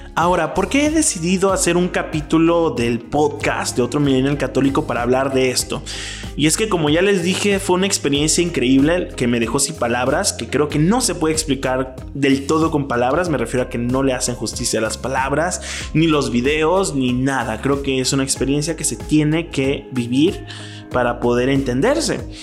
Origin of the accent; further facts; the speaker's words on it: Mexico; moved away as an adult; now in Mexico City, Mexico; Yo soy mexicano, pero soy de una provincia de, México